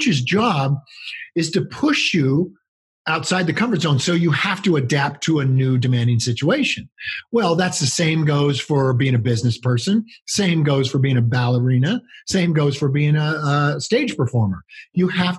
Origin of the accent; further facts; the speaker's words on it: California, United States; I grew up in California.